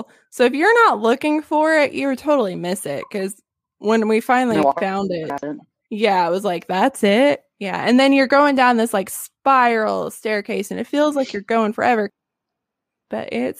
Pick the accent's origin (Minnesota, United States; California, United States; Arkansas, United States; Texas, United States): Arkansas, United States; I'm from Arkansas